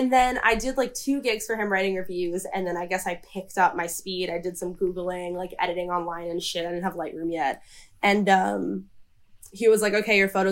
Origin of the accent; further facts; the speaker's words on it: New York City, New York, United States; I grew up in New York City